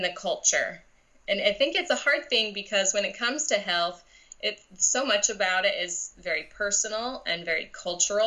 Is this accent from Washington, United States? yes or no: yes; Seattle, Washington, United States; now in Roseburg, United States; I'm from the Seattle area